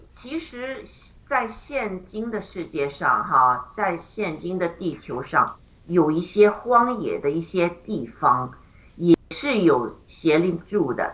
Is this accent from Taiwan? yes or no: no; China; 我们中国人